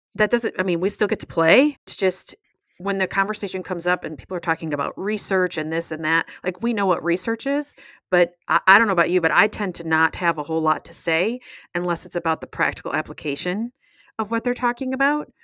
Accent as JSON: {"language": "English", "country": "United States", "said": "since I'm American"}